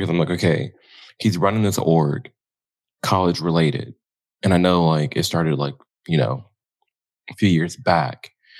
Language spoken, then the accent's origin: English; Illinois, United States; Outside of Chicago, in the suburbs.